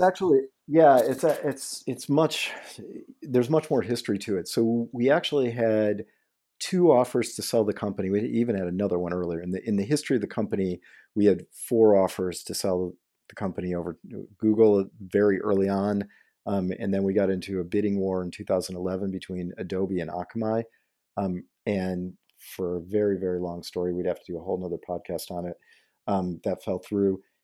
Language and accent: English; Detroit, Michigan, United States; I grew up in Detroit, right in Detroit